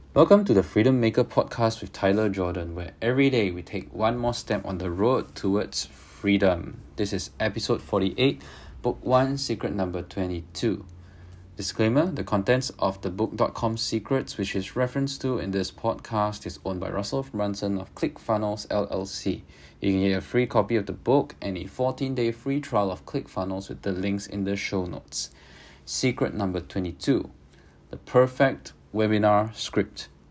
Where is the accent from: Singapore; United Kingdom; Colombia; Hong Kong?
Singapore; I'm Singaporean